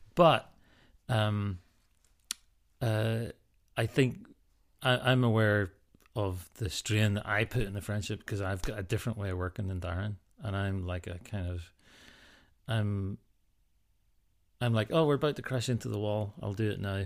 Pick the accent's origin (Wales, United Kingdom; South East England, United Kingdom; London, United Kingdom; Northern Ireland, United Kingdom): Northern Ireland, United Kingdom; Ballycastle; moved away; also born or lived in Scotland / America; growing up in Northern Ireland and living in Scotland